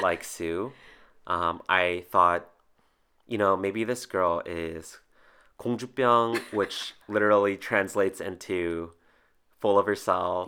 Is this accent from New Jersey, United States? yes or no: yes; New Jersey, United States; I was born and raised in New Jersey